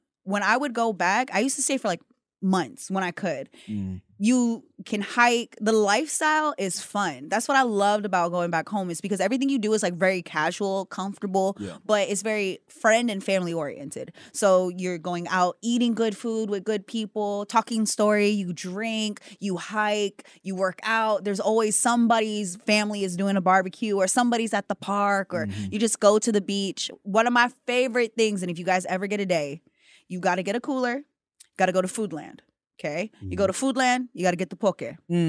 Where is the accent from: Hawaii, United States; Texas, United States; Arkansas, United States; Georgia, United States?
Hawaii, United States; I'm Hawaiian.